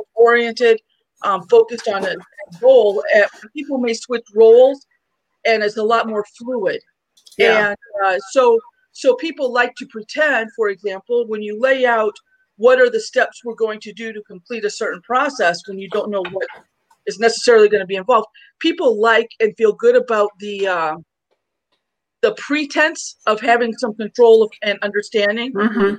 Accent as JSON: {"language": "English", "town": "Los Angeles", "region": "California", "country": "United States", "said": "I'm from Los Angeles"}